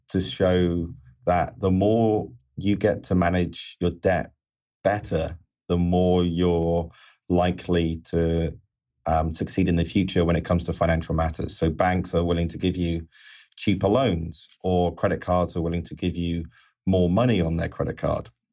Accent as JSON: {"language": "English", "region": "England", "country": "United Kingdom", "said": "being an Englishman"}